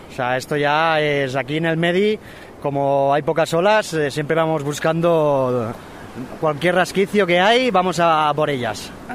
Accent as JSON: {"language": "Spanish", "town": "Segur de Calafell", "region": "Catalonia", "country": "Spain", "said": "De Segur de Calafey"}